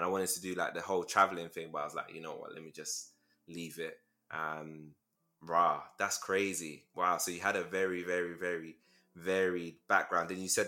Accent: Nigeria; I'm Nigerian too. So my dad's Ijaw, and then my mom's Igbo. So So, plus my mom's like Sierra Leonean as well.

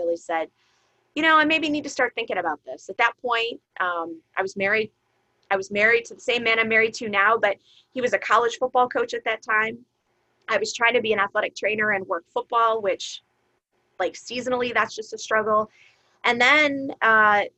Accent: Chicago suburbs, Illinois, United States; also born or lived in Ohio; I grew up in the Chicago suburbs

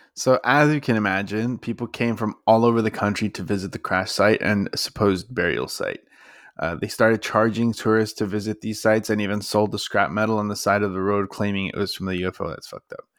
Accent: Texas, United States; it was in my home state

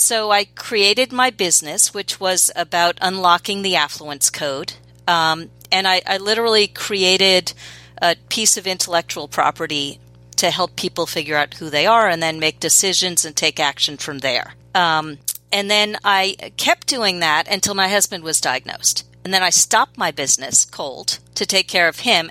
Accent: New York City, New York, United States; I grew up in New York City and still live in New York City

